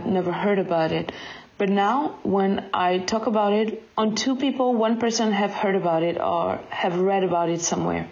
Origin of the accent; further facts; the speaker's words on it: Mali; moved away; also born or lived in Ghana; I was born and raised in Mali, and I lived 8 years in Ghana